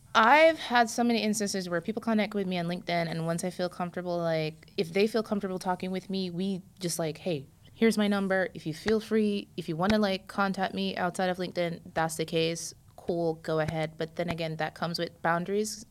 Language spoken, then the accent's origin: English; Jamaica; also born or lived in New York, United States; now in Florida, United States; I'm Jamaican